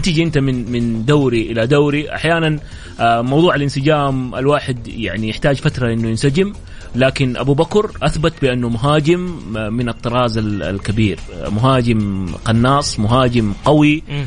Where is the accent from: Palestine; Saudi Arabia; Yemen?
Saudi Arabia; لأننا احنا سعوديين